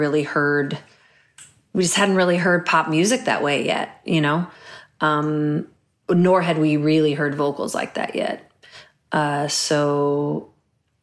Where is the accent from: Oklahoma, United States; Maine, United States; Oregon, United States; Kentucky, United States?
Oregon, United States; Portland; moved away as an adult; also born or lived in Olympia, Washington / Cincinnati, Ohio / New York; I actually auditioned for this like children's performing troupe in my hometown of Olympia, Washington